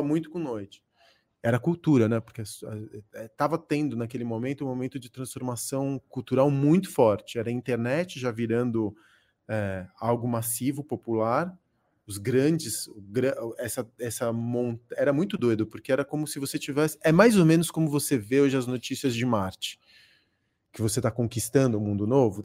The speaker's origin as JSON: {"language": "Portuguese", "region": "São Paulo", "country": "Brazil", "tie": "born or raised there", "also_born_or_lived": "Córdoba, Argentina"}